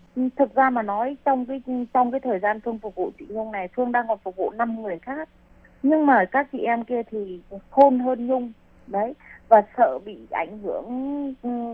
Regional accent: Vietnam; moved away as an adult; now in Taiwan; chị em Việt Nam mình sang đây lấy chồng hoặc là đi làm

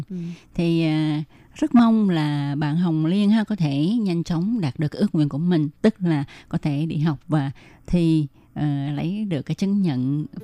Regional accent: Vietnam; now in Taiwan; À, mình thì ở Việt Nam mình đã học rồi. À, cho nên ờ, qua đây á, qua đây thì uh, như các bạn biết là ở Việt Nam ha

